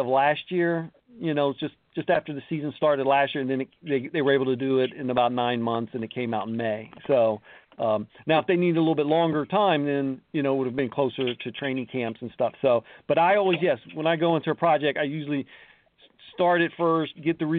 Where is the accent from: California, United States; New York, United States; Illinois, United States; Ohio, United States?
Ohio, United States; Columbus; Columbus Panhandles is my hometown.